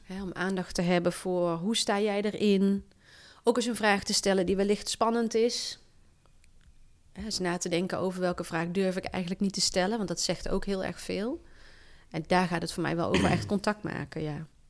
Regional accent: Valkenswaard, North Brabant, Netherlands; moved away as an adult; also born or lived in Zwolle / Harderwijk / Den Bosch / Sittard; Ik kom uit het Brabantse land. Ik ben opgegroeid in Valkenswaard.

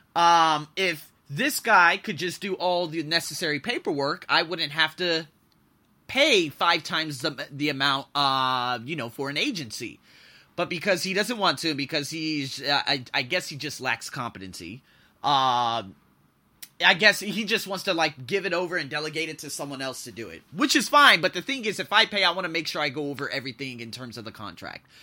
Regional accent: United States; moved away; I'm an American, I'm an American, I'm an American, I'm an American.

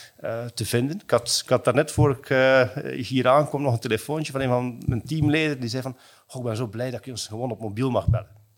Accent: Belgium; also born or lived in Hong Kong; als Belg, als West-Europeaan

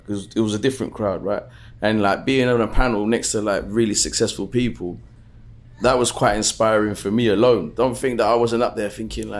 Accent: London, United Kingdom; also born or lived in Brixton; I'm from South London, so my people from South always said to me

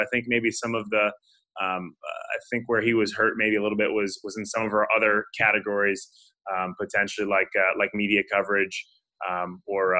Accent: New York, United States; now in Indianapolis, United States; I live in Indy, but I grew up in New York

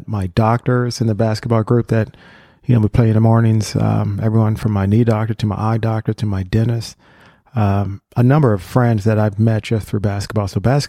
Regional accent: Ohio, United States; born or raised there

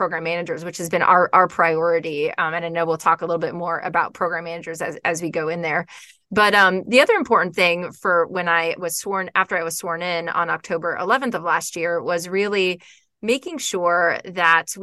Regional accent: Florida, United States; moved away as an adult; also born or lived in Georgia; I grew up in Florida, close to the beach

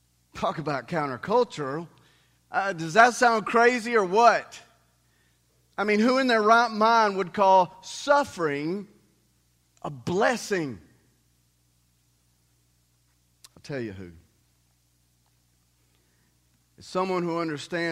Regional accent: the Bible Belt, United States; many of us growing up in the Bible Belt have really experienced a little Jesus, but a lot of religion

